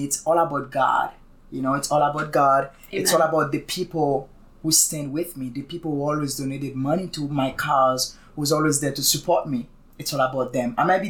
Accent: Haiti; English is a second language; moved away as an adult; I'm from Haiti.

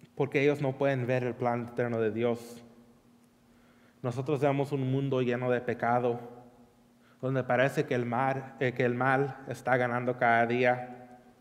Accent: California, United States; moved away; crecí en California

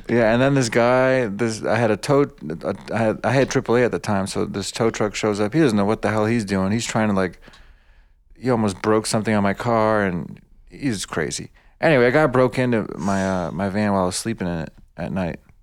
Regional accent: United States; English is a second language; also born or lived in Bosnia / New York City / Michigan / Detroit; I was born in Bosnia. I, I, I grew up in America. I know mostly America

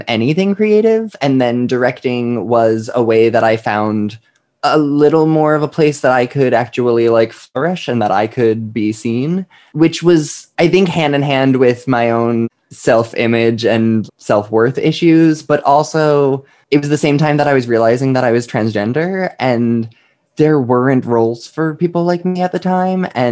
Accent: Lake Grove, New York, United States; now in Brooklyn, United States; I grew up in Lake Grove, right by Ronkonkoma in Stony Brook

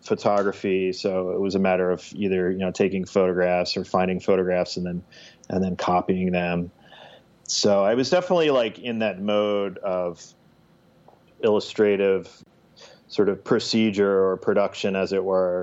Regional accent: central New Jersey, United States; also born or lived in Brooklyn, New York; now in Mount Pleasant, United States; So I grew up in New Jersey, and central New Jersey, about 30 miles west of New York City

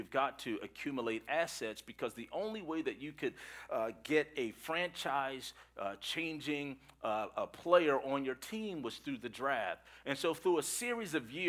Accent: Philadelphia, Pennsylvania, United States; I'm from Philadelphia

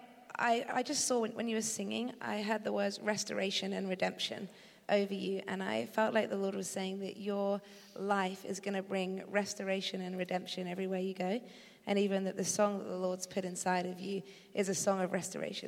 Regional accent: Eastbourne, South East England, United Kingdom; now in California, United States; I do live in California right now, but originally I'm from Eastbourne, so not too far from here.

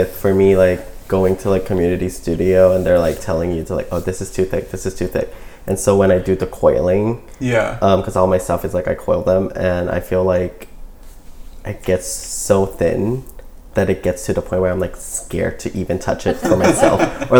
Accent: Pigeon, Michigan, United States; I was growing up in Pigeon.

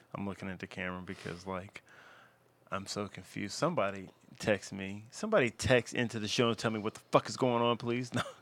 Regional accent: Louisville, Kentucky, United States; my hometown of Louisville, Kentucky

